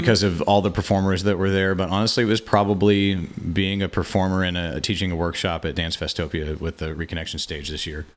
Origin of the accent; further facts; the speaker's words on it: Quincy, Illinois, United States; moved away as an adult; also born or lived in Saint Joseph, Missouri; now in Kansas City, United States; lived in Quincy, Illinois, my hometown, until I was twenty-one